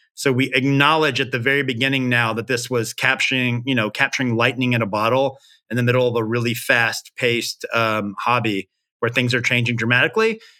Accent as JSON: {"language": "English", "town": "Memphis", "region": "Tennessee", "country": "United States", "said": "I'm from Memphis"}